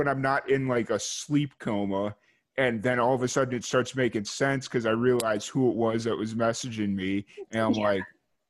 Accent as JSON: {"language": "English", "town": "Chicago", "region": "Illinois", "country": "United States", "tie": "born or raised there", "said": "I grew up in Chicago"}